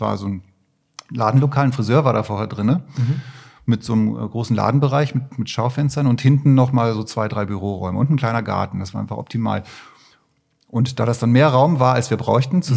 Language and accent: German; Barsinghausen, Lower Saxony, Germany; born or raised there; moved away as an adult; also born or lived in Katowice, Poland; now in Düsseldorf, Germany